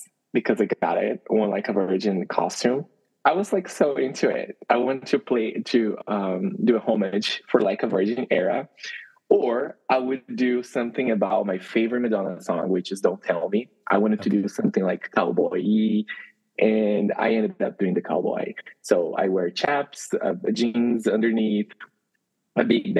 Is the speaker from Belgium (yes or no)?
no; Brazil; moved away as an adult; also born or lived in Calgary, Canada / Vancouver, Canada; now in Toronto, Canada; I am from Brazil, but I moved to Toronto 5 years ago.